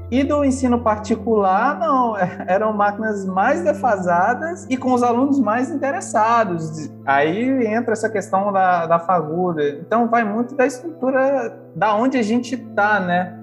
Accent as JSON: {"language": "Portuguese", "country": "Brazil", "tie": "born or raised there", "moved": "yes", "said": "eu venho do interior do Brasil, que é um lugar, parece que é perto de Garganta mesmo, porque é divisa de Minas Gerais com Espírito Santo e Bahia"}